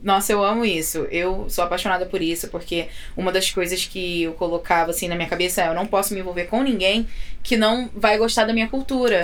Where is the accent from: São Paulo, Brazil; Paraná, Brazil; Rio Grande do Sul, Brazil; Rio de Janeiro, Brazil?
Rio de Janeiro, Brazil; Belford Roxo; moved away as an adult; now in United States; eu sou de, da Baixada Fluminense, no Rio de Janeiro. Uhum. Sou de Belfor Roxo.